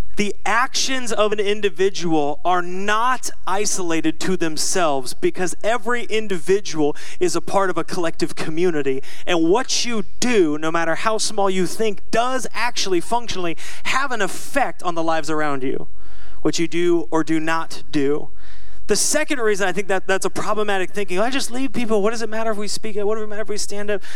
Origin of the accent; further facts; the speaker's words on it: Seattle, Washington, United States; I'm from Seattle.